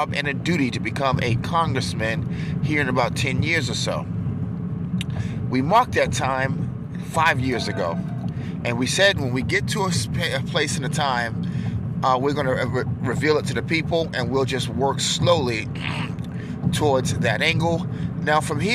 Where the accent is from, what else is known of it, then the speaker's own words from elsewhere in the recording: New York, United States; I'm from New York